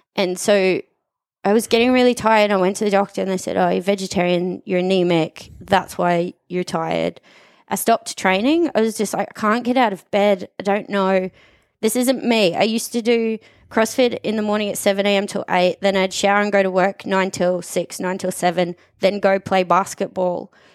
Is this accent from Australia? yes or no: yes; Australia; moved away as an adult; also born or lived in Sunshine Coast, Australia / Brisbane, Australia / Abu Dhabi, United Arab Emirates; now in Dubai, United Arab Emirates; I grew up in Wyndham North, went to Wyndham North State School and High School